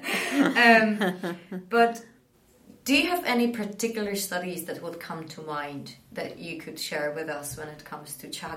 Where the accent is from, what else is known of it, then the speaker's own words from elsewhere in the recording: Prague, Czechia; I grew up in Prague.